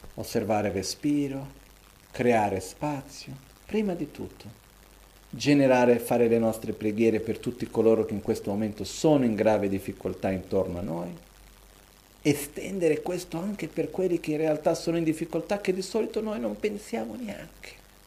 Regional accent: Brazil; moved away; Io da bambino, quando ero piccolo, che vivevo in Brasile

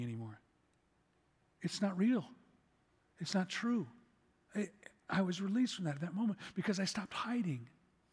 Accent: Chicago, Illinois, United States; I'm from Chicago

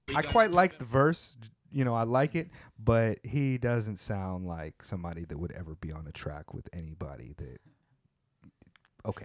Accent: California, United States; now in Japan; I grew up in California around a variety of people

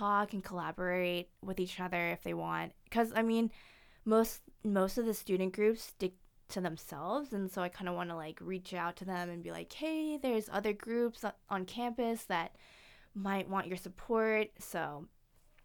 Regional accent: Seattle, Washington, United States; also born or lived in China; So I was adopted from China. So my parents are from the Seattle area.

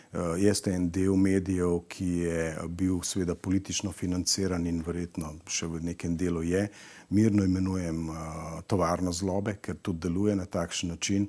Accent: Slovenia; Slovenci smo

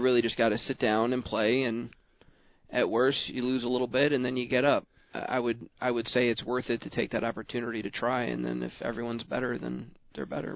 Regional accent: Baltimore, Maryland, United States; I grew up in Baltimore

